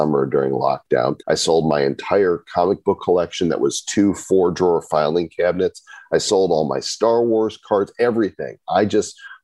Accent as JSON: {"language": "English", "town": "Northbrook", "region": "Illinois", "country": "United States", "tie": "born or raised there", "said": "I grew up in Northbrook Court"}